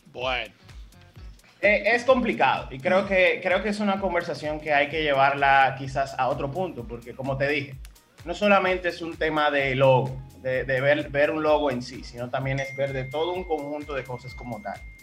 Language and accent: Spanish; Dominican Republic; me siento identificado como dominicano